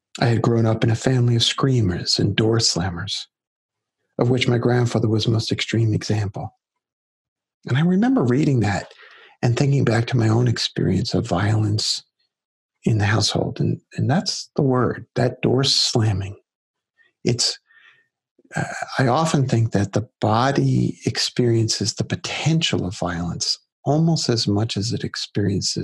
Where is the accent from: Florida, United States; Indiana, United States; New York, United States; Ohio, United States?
New York, United States; New York City; I grew up in Brooklyn